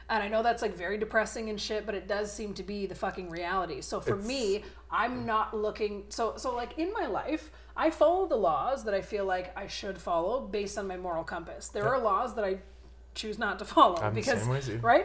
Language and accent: English; Canada; as a Canadian